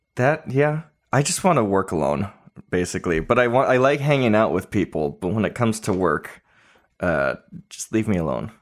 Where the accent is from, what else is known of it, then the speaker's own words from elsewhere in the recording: California, United States; now in Nashville, United States; I'm from California